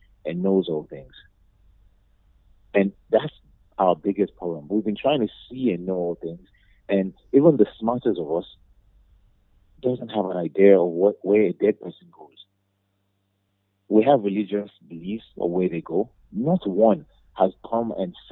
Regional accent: Nigeria

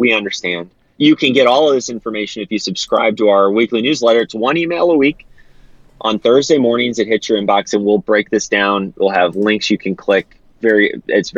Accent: Defiance, Missouri, United States; I grew up in Defiance, so not very far removed from Augusta

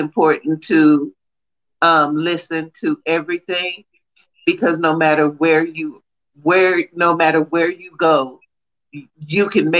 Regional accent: Texas, United States; I'm from Texas.

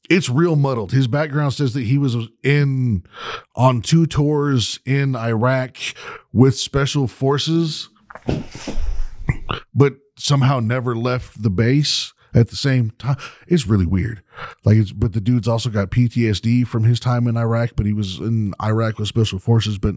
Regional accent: United Kingdom; I get you. I understand that, like, as a Brit, I used to do it too.

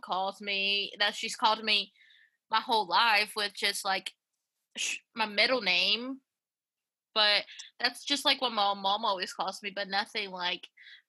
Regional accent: Knoxville, Tennessee, United States; also born or lived in Honduras; I was born in Honduras. Ooh, okay. But I'm pretty much from Knoxville because I've been here since I was eight.

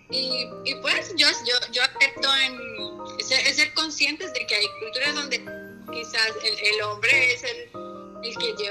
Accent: Colombia; also born or lived in Puerto Rico; colombiana, yo creo que no hay nadie más colombiano en mi grupo.

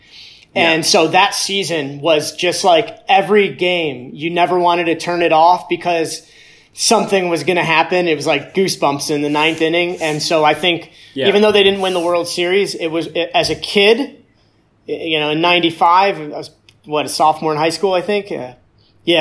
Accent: Cleveland, Ohio, United States; growing up in Cleveland

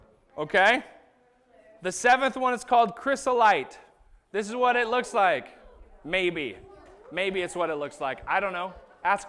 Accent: Arizona, United States; moved away; I grew up in Arizona

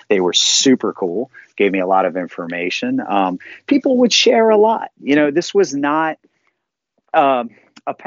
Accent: Lancaster, Pennsylvania, United States; I'm from Lancaster, Pennsylvania

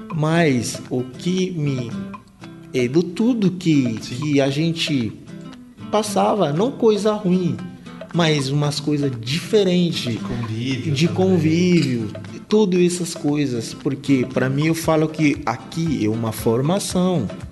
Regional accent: Kinshasa, DR Congo; Portuguese is a second language; moved away as an adult; now in Brazil; Sou de Kinshasa, nasci em Kinshasa em 1992

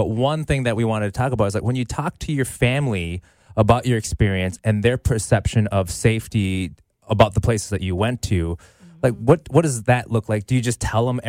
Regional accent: United States; as an American

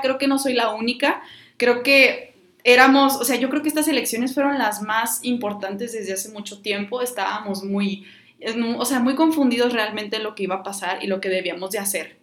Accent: Mexico; como ciudadanos, como mexicanos

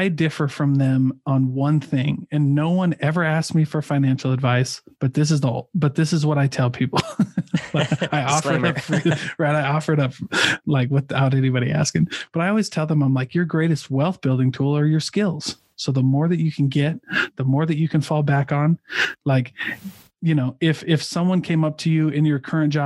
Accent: Midwest, United States; I'm from the Midwest

